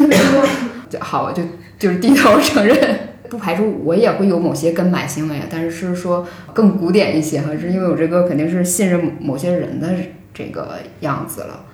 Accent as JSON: {"language": "Chinese", "region": "Northeast China", "country": "China", "moved": "yes", "said": "从我的出生的地理环境一起梳理下来，因为这个 我是东北人嘛，就是这个交通也很不便，然后我们那个时候这个轻工业是很不发达的"}